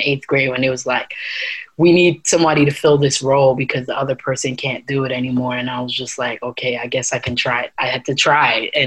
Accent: New York City, New York, United States; also born or lived in Atlanta; I'm from Brooklyn. I was born and raised in Brooklyn.

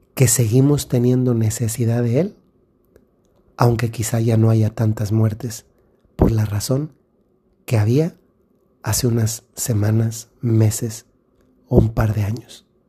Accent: Dolores Hidalgo, Guanajuato, Mexico; en la ciudad donde, de donde yo soy, que es Dolores Hidalgo, Guanajuato

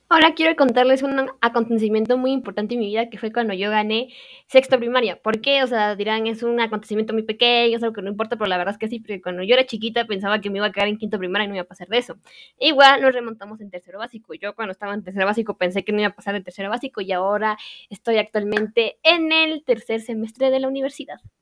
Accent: Quetzaltenango, Guatemala; soy originaria de Quetzaltenango

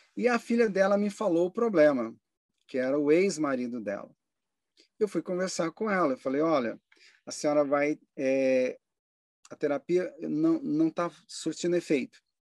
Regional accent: Brasília, Federal District, Brazil; eu passei uma boa parte da minha infância em Brasília

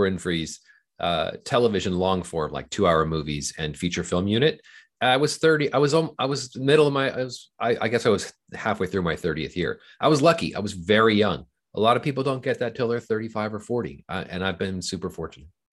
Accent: Southern California, United States; I grew up in Southern California

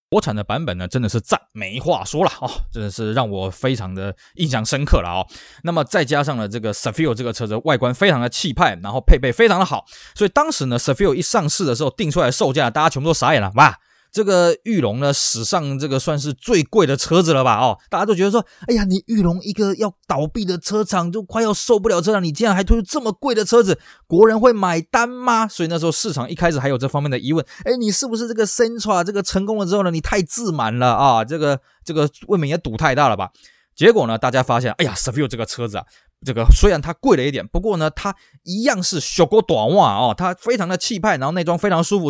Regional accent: Tainan, Taiwan; 我加上在台南地区呢，那台南这边呢，就是当时就是所谓的国通汽车一直经营到现在了

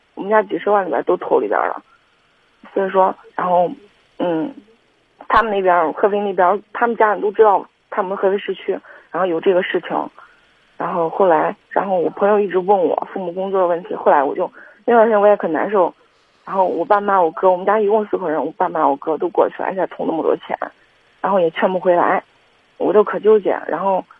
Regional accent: Kaifeng, Henan, China; 我是，我是开封人

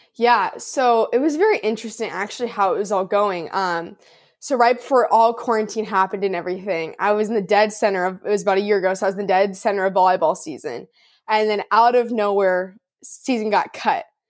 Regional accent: Orange County, Southern California, United States; also born or lived in Houston, Texas; I am from Southern California, Orange County, And I am currently at, um, in Southern California, Orange County, so I'm still here

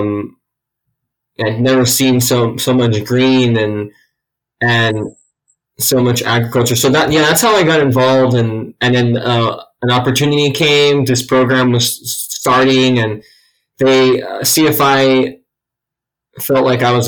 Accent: California, United States; moved away as an adult; now in Athens, United States; I was born and raised in California

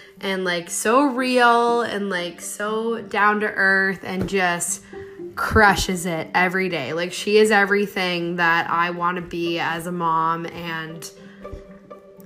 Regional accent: Stratford, Ontario, Canada; I'm from Stratford, Ontario

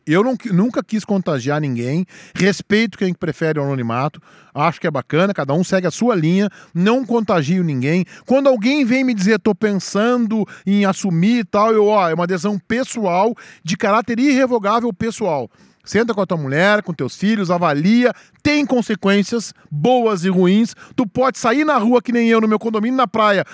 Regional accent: Rio Grande do Sul, Brazil; moved away as an adult; Nós somos muito gaúchos, muito gaudérios.

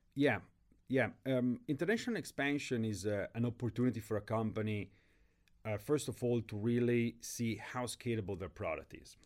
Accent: Milan, Lombardy, Italy; moved away as an adult; also born or lived in London / Tanzania; now in Ibiza, Spain; I'm born and raised in Milan

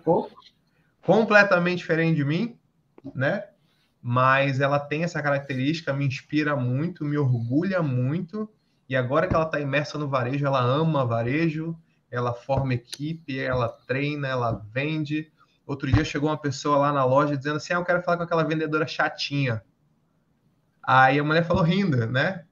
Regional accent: São Paulo, Brazil; also born or lived in Manaus; Tinha um pouco mais de um ano a gente se mudou para São Paulo

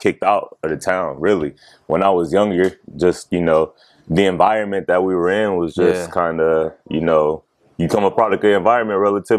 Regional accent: Mansfield, Ohio, United States; also born or lived in Columbus, Ohio; Mansfield, Ohio.

